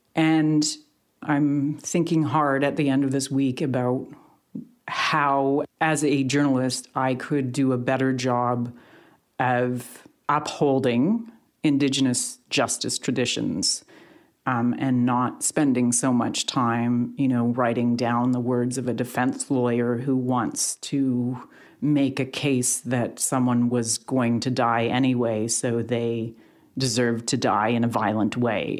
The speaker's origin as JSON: {"language": "English", "country": "Canada", "said": "as two Canadians, as two Canadian journalists"}